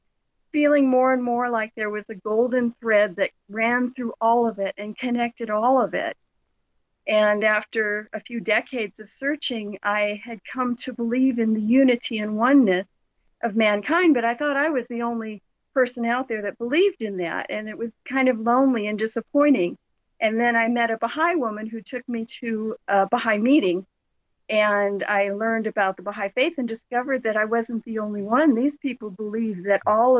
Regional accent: Southern California, United States; I grew up in Southern California

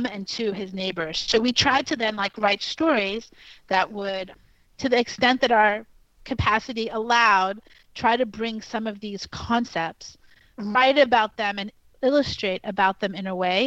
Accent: New York City, New York, United States; I grew up in New York City, and I was actually born at Elmhurst Hospital in the neighborhood of Jackson Heights.

